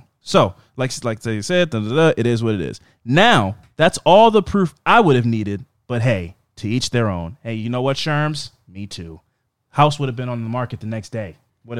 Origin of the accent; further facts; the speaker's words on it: Catonsville, Maryland, United States; Anyway, I grew up in Catonsville, Maryland